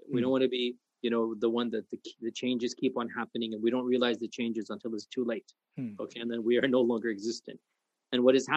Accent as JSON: {"language": "English", "country": "United States", "also_born_or_lived": "Medina, Saudi Arabia", "said": "I speak as an American"}